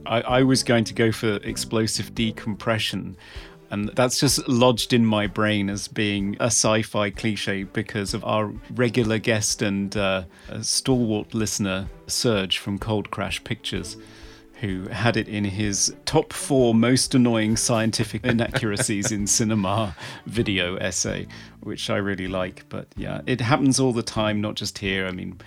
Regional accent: England, United Kingdom; being English, I've never even seen a gun

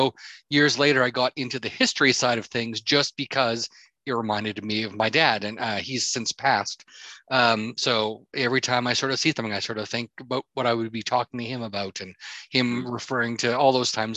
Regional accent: Edmonton, Alberta, Canada; moved away as an adult; also born or lived in Victoria; growing up in Edmonton

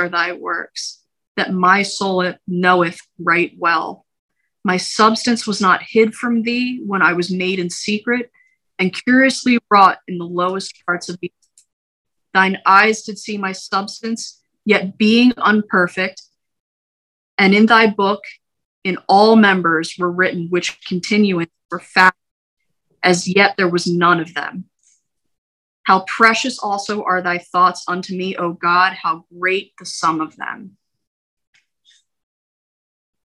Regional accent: United States; we as American citizens

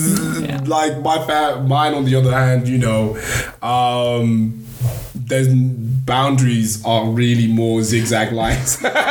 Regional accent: Nigeria; And then the other is that, like, obviously being Nigerian, it's just more education was king.

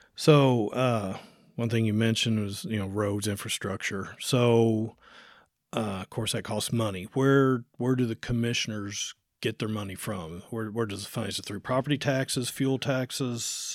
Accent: Jefferson County, Indiana, United States; moved away as an adult; I grew up here in Jefferson County.

